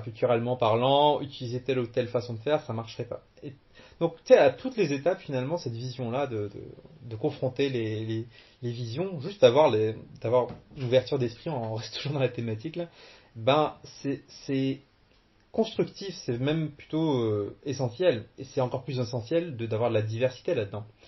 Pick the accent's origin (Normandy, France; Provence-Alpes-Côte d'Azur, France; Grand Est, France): Normandy, France; Cherbourg; born or raised there; moved away as an adult; also born or lived in Algeria / Caen; now in Quebec, Canada